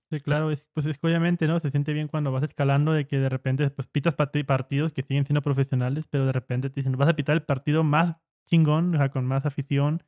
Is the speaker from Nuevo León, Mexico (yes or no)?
no; Ciudad Juárez, Chihuahua, Mexico; somos de Juárez